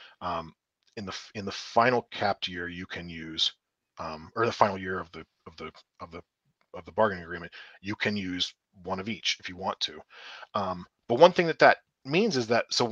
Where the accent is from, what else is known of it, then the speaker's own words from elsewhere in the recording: Pittsburgh, Pennsylvania, United States; I'm born and raised in Pittsburgh. I'm right outside Pittsburgh right now